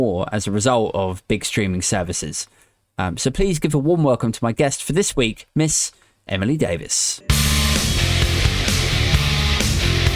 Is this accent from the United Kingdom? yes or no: yes; Maidenhead, South East England, United Kingdom; now in Aldershot, United Kingdom; my hometown of Maidenhead